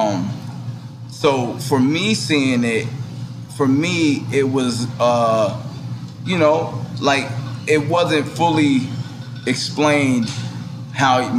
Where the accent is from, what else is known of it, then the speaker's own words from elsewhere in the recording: New York City, New York, United States; also born or lived in San Diego, California; I'm from Queens